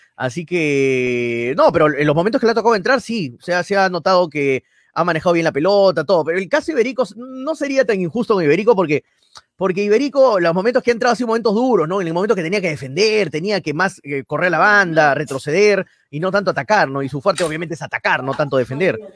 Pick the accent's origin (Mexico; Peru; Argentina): Peru; yo como peruano